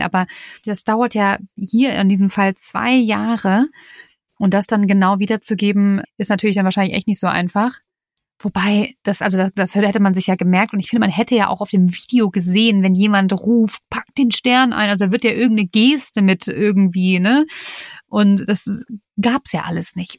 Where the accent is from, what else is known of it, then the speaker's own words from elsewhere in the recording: Germany; bei uns in Deutschland